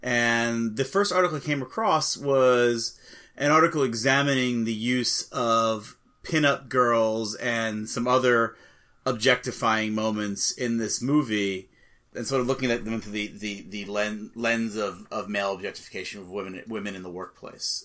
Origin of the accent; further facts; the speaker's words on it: Massapequa, New York, United States; my hometown, Massapequa